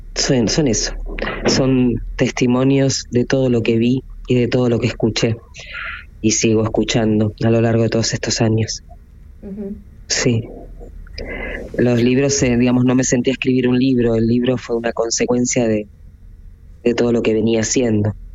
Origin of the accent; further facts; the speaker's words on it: Argentina; yo nací en Argentina